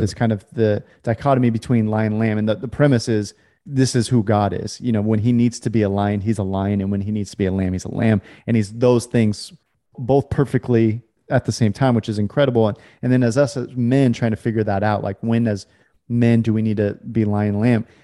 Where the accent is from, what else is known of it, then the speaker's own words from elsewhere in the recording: California, United States; I grew up in California